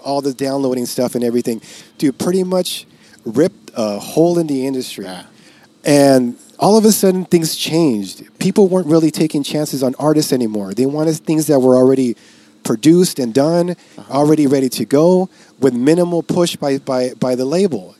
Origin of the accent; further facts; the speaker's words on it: Los Angeles, California, United States; I'm from East